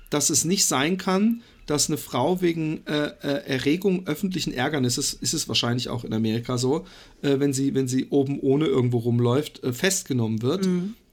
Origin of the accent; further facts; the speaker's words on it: Karlsruhe, Baden-Württemberg, Germany; aus Karlsruhe ah, ursprünglich.